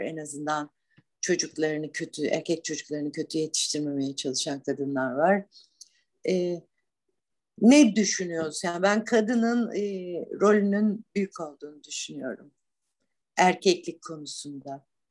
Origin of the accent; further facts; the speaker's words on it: Black Sea Region, Turkey; moved away as an adult; also born or lived in Istanbul; Ben buralıyım, buraların e, kadınıyım, buraların çocuğuydum